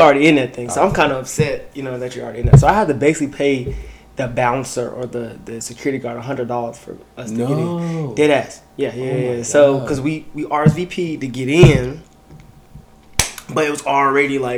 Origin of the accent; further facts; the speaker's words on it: Chattanooga, Tennessee, United States; I'm from Chattanooga, Tennessee, born and raised.